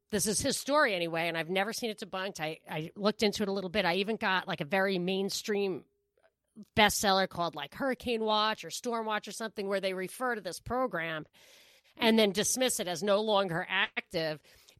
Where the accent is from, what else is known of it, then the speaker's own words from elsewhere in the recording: New York, United States; I wasn't worried because I'm from New York, like 17 miles inland, and the hurricanes just can't get in like that.